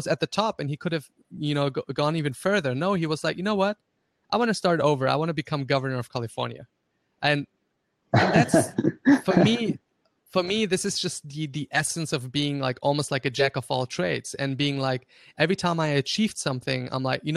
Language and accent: English; Graz, Styria, Austria; first language German; English is a second language; I grew up in Austria. He actually grew up like in the same city that I lived in Austria.